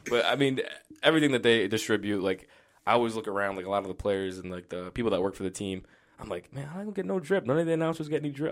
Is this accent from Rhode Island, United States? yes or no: yes; Johnston, Rhode Island, United States; I grew up in Johnston.